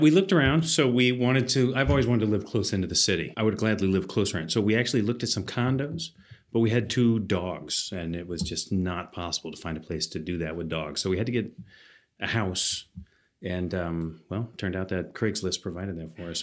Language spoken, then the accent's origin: English; Athens, Georgia, United States; now in Seattle, United States; I grew up in Athens, Georgia